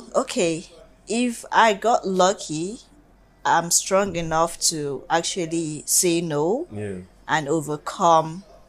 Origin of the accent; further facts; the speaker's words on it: Kano, Kano State, Nigeria; I'm sorry to say I'm from the North